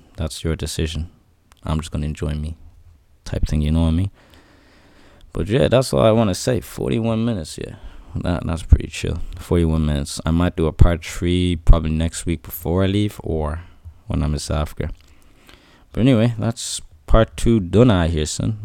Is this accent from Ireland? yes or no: yes; Ireland; But I'm Irish too. I'm born here. I'm raised here. I'm Irish